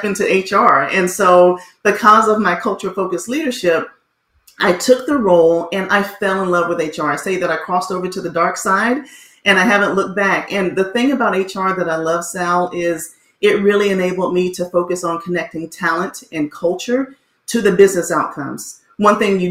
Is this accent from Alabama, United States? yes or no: yes; Montgomery, Alabama, United States; My father was in the military, so we did travel a bit. But then we landed at home in Montgomery, Alabama. And that's where I went to school, graduated there